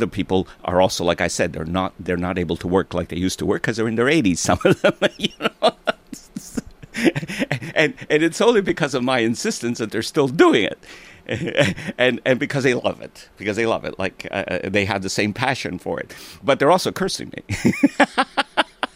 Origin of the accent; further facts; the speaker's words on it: Italy; now in Montreal, Canada; I was born in Italy.